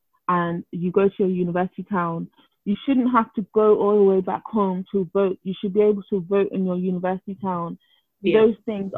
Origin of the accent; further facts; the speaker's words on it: United Kingdom; born there; I was born here, but I consider Nigeria home because, first and foremost, I'm Nigerian.